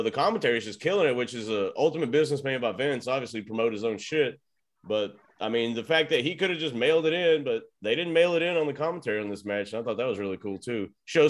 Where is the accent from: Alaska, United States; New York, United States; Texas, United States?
Texas, United States; I'm born and raised in Texas, asshole.